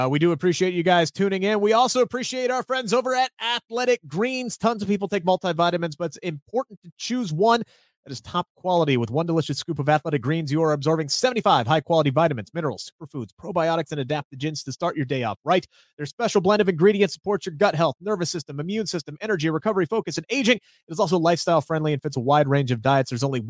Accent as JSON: {"language": "English", "region": "Wales", "country": "United Kingdom", "said": "I'm excited because I'm from North Wales. I'm assuming that's close."}